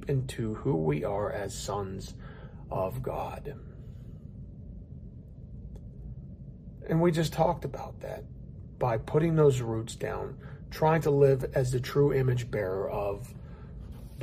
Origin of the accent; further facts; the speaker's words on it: High Point, North Carolina, United States; It wasn't but 3 hours from High Point